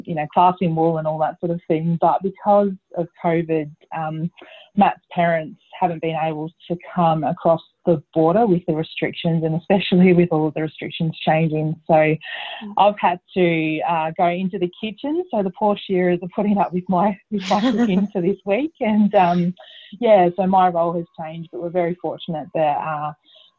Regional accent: the Wimmera, Victoria, Australia; now in South Australia, Australia; I grew up in the Wimmera in Victoria.

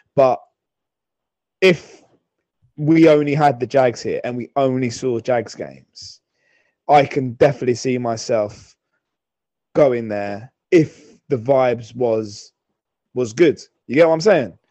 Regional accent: London, United Kingdom; I'm from London, but my dad, when he came, my dad's from St. Louis.

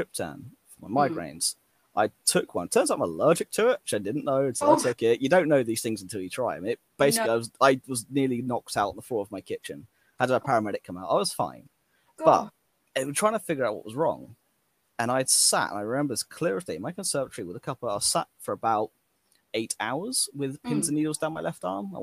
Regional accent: England, United Kingdom; I'm English

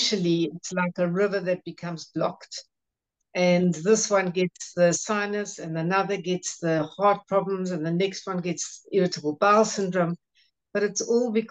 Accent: Johannesburg, Gauteng, South Africa; I'm from Johannesburg in South Africa

